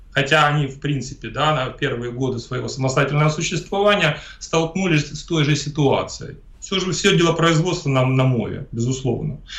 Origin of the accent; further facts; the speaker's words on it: Ukraine; first language Russian; moved away; я родился на Украине, я еще раз повторяю, большую часть своей жизни я там прожил.